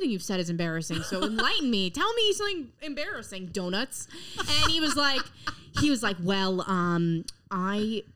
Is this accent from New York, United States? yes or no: yes; Long Island, New York, United States; I'm from Long Island